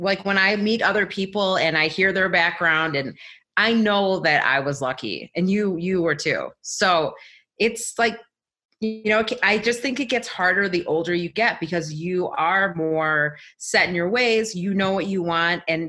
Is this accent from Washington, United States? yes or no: no; Chicago, Illinois, United States; moved away; also born or lived in California / Colorado; I'm from Chicago